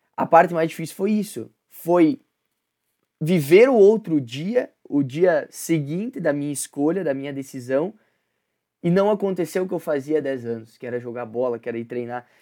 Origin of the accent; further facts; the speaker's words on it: Concórdia, Santa Catarina, Brazil; moved away; Quando eu vou para Concórdia, que é minha cidade natal, que minha família tá lá